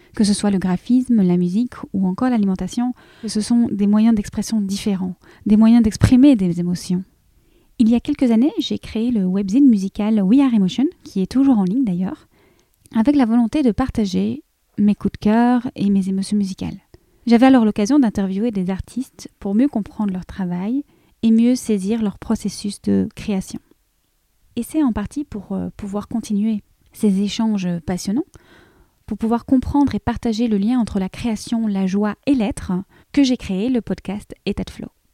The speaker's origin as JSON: {"language": "French", "country": "Belgium", "said": "je suis belge"}